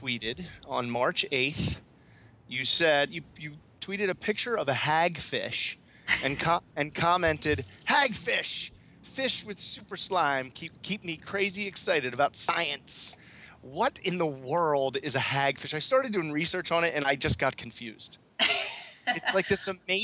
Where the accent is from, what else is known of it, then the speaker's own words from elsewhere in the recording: Philadelphia, Pennsylvania, United States; moved away as an adult; now in Florida, United States; in Philadelphia, didn't hear any of that growing up